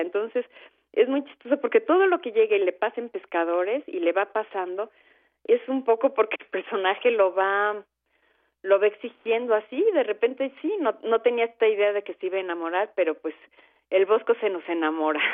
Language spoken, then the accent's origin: Spanish; Mexico; como soy mexicana y como eh, mis referencias son de acá